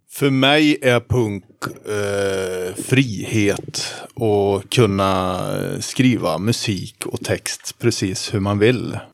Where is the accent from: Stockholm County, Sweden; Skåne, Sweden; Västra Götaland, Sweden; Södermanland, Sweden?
Västra Götaland, Sweden; Tidaholm; hemma i Hoa, Tidaholm